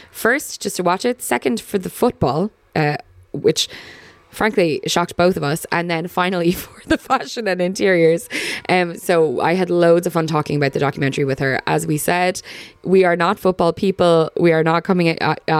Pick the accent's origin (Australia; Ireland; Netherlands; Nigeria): Ireland; as Irish people